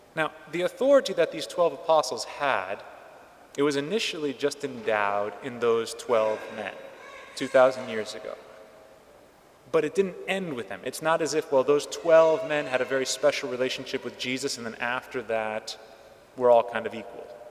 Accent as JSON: {"language": "English", "region": "California", "country": "United States", "tie": "born or raised there", "said": "my home state of California"}